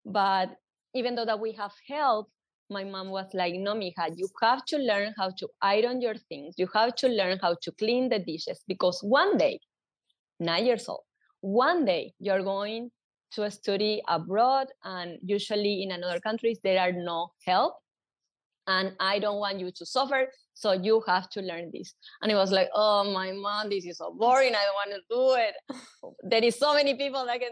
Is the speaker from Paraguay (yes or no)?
yes; Asunción, Paraguay; English is a second language; moved away as an adult; now in New York City, United States; I born and raised in Paraguay, in Asunción, the capital of Paraguay